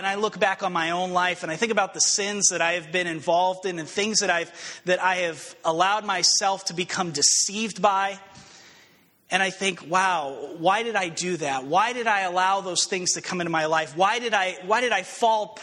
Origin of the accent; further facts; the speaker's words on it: Albuquerque, New Mexico, United States; moved away as an adult; I grew up in Albuquerque, New Mexico, and last time I lived at home, I was, I think, 19, maybe 20 years old.